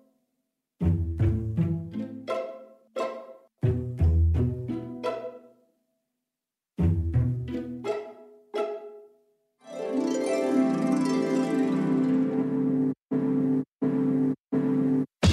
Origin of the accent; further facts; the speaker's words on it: Kansas City, Missouri, United States; also born or lived in Lafayette, Indiana; now in New York, United States; I really consider Kansas City more of my hometown, but I was, of course, born in Indiana in Lafayette, and I grew up there until I was about eight.